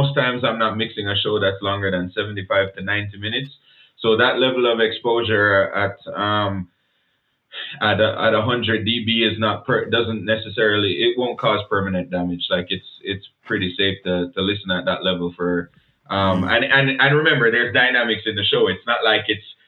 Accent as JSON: {"language": "English", "country": "Jamaica", "accent": "Jamaican", "moved": "as an adult", "lives_now": "Canada", "said": "I was fresh from Jamaica."}